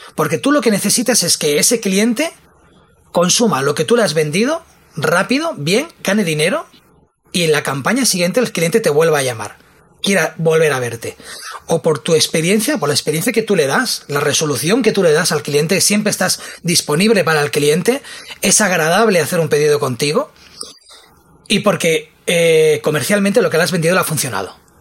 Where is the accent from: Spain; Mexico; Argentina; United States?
Spain; como buen español